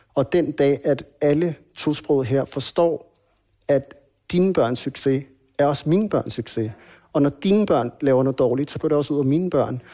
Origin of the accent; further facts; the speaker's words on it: Hvidovre, Capital Region of Denmark, Denmark; also born or lived in Copenhagen (Nørrebro); født og opvokset øh, i Danmark, født på, på Rigshospitalet, der blev født i 1980. Øhm, der boede vi på Nørrebro, okay. og øhm, der boede vi indtil jeg var cirka 6 år. Mm. Og så flyttede vi til Hvidovre